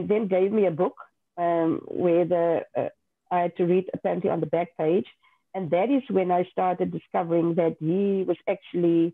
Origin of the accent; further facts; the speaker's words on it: Bonnievale, Western Cape, South Africa; first language Afrikaans; English is a second language; also born or lived in Worcester; I went to high school in Worcester. I'm from Bonnieville originally. So I'm an Afrikaans girl. And so I knew nothing else other than speaking Afrikaans